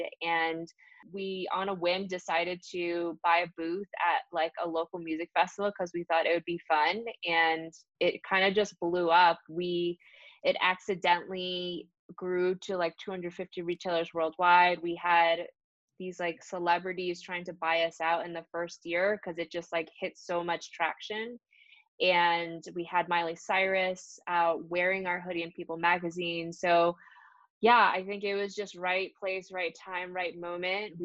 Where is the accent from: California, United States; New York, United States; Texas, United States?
New York, United States; New York City; also born or lived in New Jersey; So I was born in New York City and I grew up between New York and New Jersey based on where my parents were